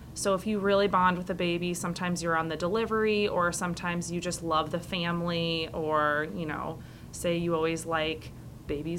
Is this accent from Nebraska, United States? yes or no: no; Carmel, Indiana, United States; I'm her younger sister, and we grew up in Carmel